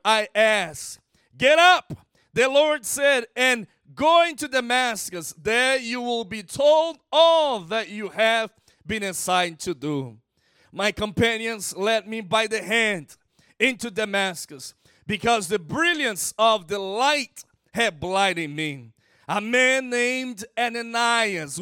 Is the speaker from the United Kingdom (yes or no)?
no; Brazil; first language Portuguese; English is a second language; I'm from Brazil